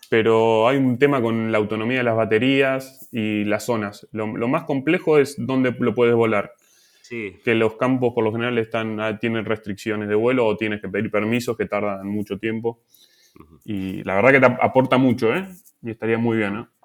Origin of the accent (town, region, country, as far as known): Argentina; moved away